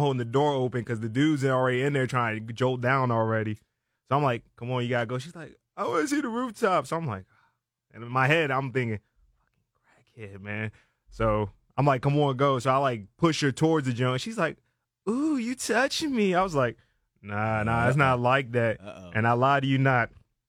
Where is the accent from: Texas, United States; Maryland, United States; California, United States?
Maryland, United States; Silver Spring; I represent Silver Spring, Maryland.